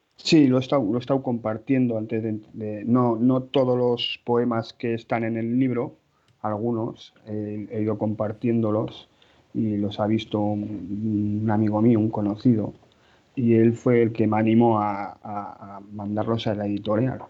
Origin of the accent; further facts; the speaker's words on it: Pamplona, Navarre, Spain; soy de Pamplona, casado, con hijos